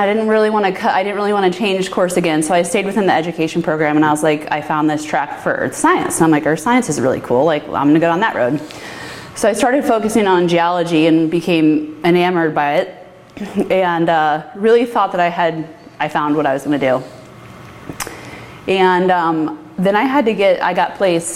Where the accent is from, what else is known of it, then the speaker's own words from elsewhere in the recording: St. Louis, Missouri, United States; moved away as an adult; now in Oregon, United States; I'm from St. Louis, Missouri